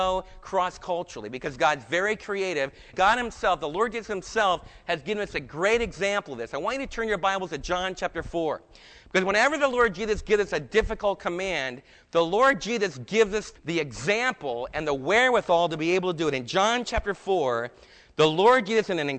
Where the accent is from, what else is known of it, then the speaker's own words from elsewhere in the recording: New York, United States; also born or lived in New Jersey; now in Texas, United States; as a New Yorker